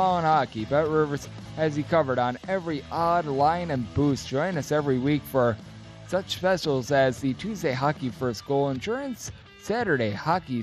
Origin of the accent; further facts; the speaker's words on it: Wisconsin, United States; my home state of Wisconsin